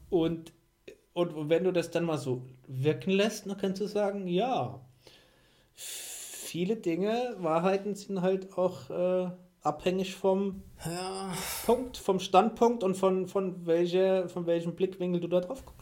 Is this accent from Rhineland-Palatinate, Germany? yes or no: yes; Mainz, Rhineland-Palatinate, Germany; komme aus Mainz. Habt ihr bestimmt schon an, an meinem Dialekt erkannt